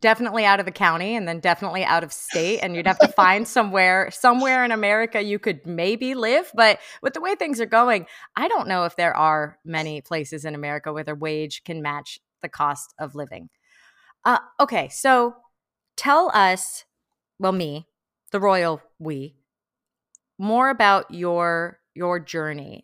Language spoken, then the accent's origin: English; Bay Area, California, United States; now in Los Angeles, United States; I'm from the Bay Area